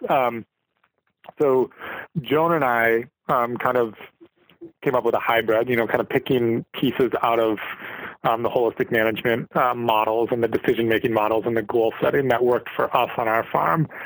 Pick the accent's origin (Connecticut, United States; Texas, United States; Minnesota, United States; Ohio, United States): Minnesota, United States; St. Cloud; moved away as an adult; now in Litchfield, United States; I grew up in St. Cloud, which is 40 miles north of Litchfield